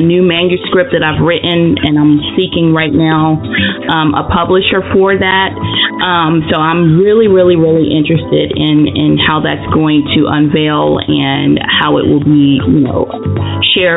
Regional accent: Anson County, North Carolina, United States; also born or lived in Charlotte, North Carolina / Maryland; I was born in Charlotte. I grew up in Maryland for like the first, 8 years of my life. And then I moved to the wonderful metropolis, Anson County, and I graduated from high school there, Anson County, North Carolina

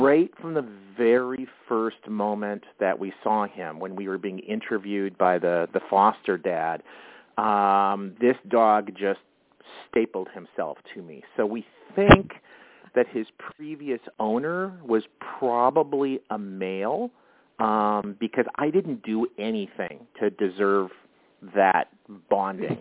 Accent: Winnipeg, Manitoba, Canada; now in Minneapolis, United States; I grew up in Canada, in in uh, in Winnipeg, which is right dead center uh, in the country.

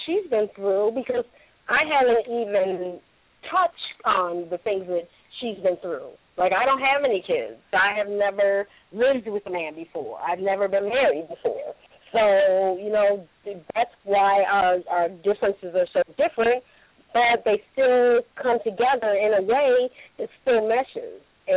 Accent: Michigan, United States; now in California, United States; I'm originally from Michigan

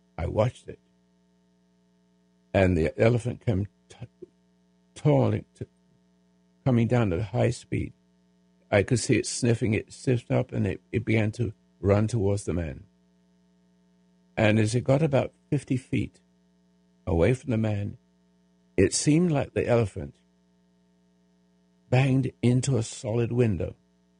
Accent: England, United Kingdom; now in United States

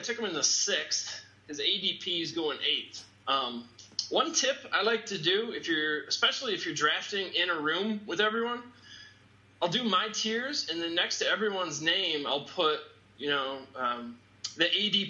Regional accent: Detroit, Michigan, United States; I'm from Detroit.

